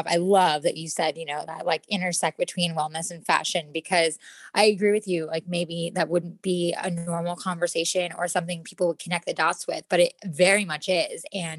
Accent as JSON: {"language": "English", "region": "New York", "country": "United States", "moved": "as an adult", "lives_now": "California, United States", "said": "most know me from the celebrity styling wardrobe world. That's where I started. I came out to California from New York almost 10 and a half years ago now"}